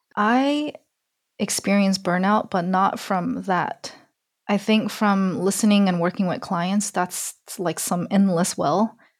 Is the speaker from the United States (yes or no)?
yes; Alabama, United States; I grew up in Alabama.